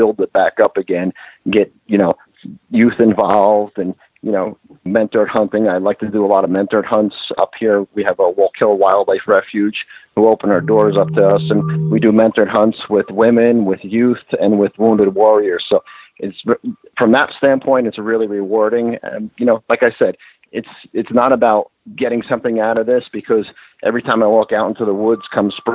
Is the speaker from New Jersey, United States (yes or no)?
yes; New Jersey, United States; I live, born and raised in New Jersey